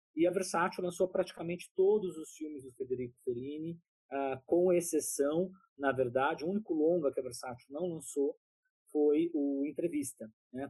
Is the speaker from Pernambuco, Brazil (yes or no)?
no; Taubaté, São Paulo, Brazil; now in São Paulo, Brazil; Eu sou do interior de São Paulo, de Taubaté